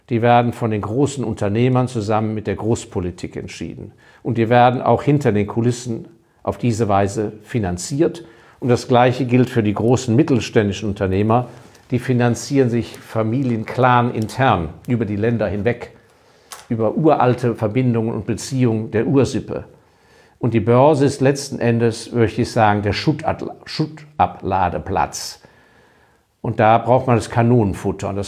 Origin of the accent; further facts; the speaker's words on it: Hong Kong; weil ich habe ja meine Kindheit in Hongkong verbracht habe als Hongkong noch ein sehr kleiner Kolonialposten war. Ähm, bin da in die englische Grundschule gegangen